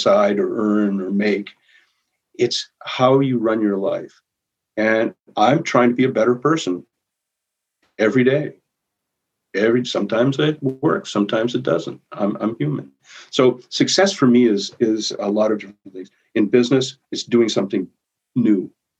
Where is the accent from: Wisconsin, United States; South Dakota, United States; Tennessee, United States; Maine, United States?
Maine, United States; now in Winona, United States; I'm from Maine. Wasn't even born in Minnesota